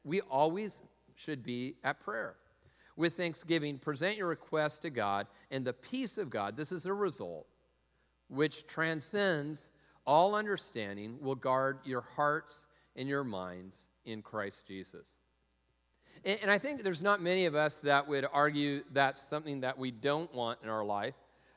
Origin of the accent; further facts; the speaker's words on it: Tacoma, Washington, United States; I grew up in Tacoma